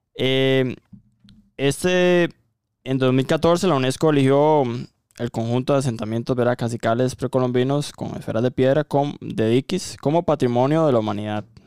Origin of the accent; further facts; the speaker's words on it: Costa Rica; aquí en Costa Rica